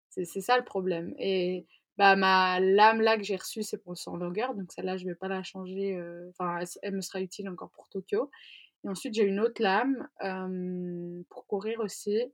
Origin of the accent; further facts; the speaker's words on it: Zurich, Switzerland; Enfin, moi, je viens de Zurich, en fait, ma maman est, est zurichoise, donc je parle suisse